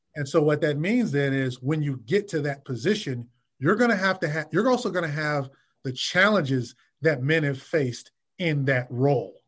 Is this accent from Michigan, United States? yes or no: yes; Detroit, Michigan, United States; also born or lived in New York; now in Washington, D.C., United States; I was born and raised in Detroit and in the Midwest.